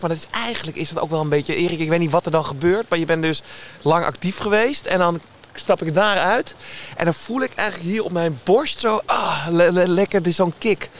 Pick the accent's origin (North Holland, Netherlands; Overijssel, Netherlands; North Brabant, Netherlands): North Holland, Netherlands; Amsterdam; Ik ben geboren in Amsterdam